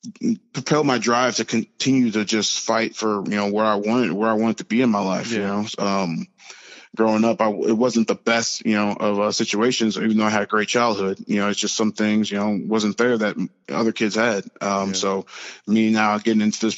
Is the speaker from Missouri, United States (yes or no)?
yes; St. Louis, Missouri, United States; moved away as an adult; also born or lived in Joplin, Missouri; I'm from St. Louis, Missouri. You know, I'm a big city boy.